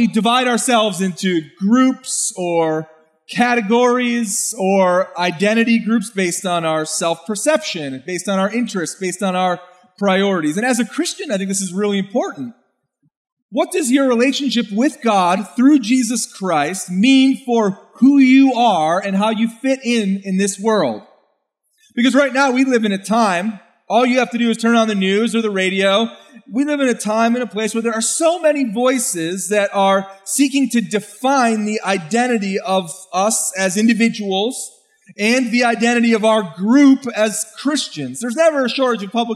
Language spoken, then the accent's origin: English; United States; I could describe myself as an American with German heritage